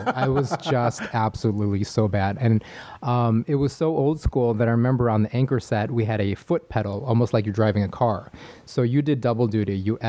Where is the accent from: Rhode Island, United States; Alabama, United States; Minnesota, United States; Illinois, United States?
Illinois, United States; Chicago; moved away as an adult; also born or lived in San Diego; now in Los Angeles, United States; I was born and raised in the coldest city in America, otherwise known as Chicago, Illinois.